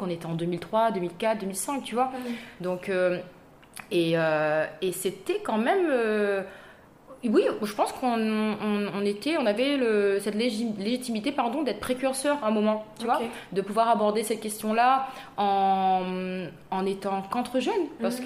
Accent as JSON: {"language": "French", "town": "Saint-Benoît", "region": "East of Réunion", "country": "Réunion", "tie": "born or raised there", "also_born_or_lived": "Saint-André, Réunion / Paris, France / Los Angeles, United States", "moved": "as an adult", "said": "je suis née à Saint-Benoît, donc dans l'est de l'île."}